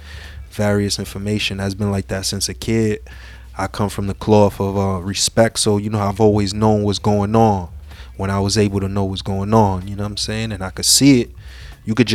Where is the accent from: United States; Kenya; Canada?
United States; New York City, New York; Spanish Harlem, born and raised